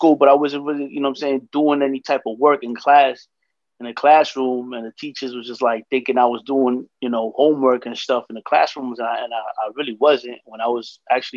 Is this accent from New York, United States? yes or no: yes; New York City, New York, United States; I'm from the Heights, from Dykeman, you know, here in New York